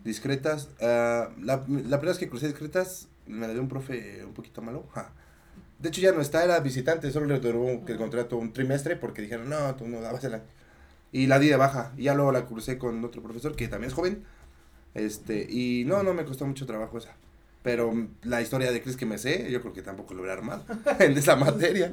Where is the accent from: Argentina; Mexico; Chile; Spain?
Mexico; Mexico City; yo soy de Tlalpan